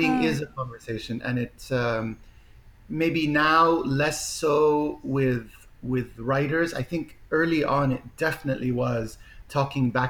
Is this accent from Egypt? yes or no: yes; Egypt; moved away; I grew up, I was born in Egypt.